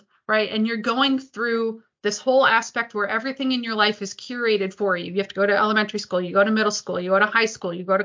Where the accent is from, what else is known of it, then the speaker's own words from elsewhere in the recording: Detroit, Michigan, United States; I grew up in the Detroit area